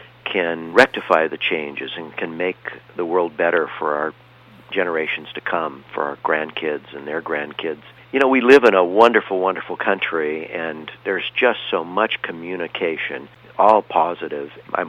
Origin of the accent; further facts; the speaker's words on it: Corona del Mar, California, United States; I grew up in Corona del Mar, surfing and scuba diving